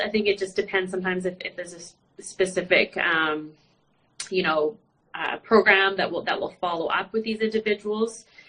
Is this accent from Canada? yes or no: yes; Vancouver, British Columbia, Canada; I'm actually from Canada, um, uh, Vancouver, British Columbia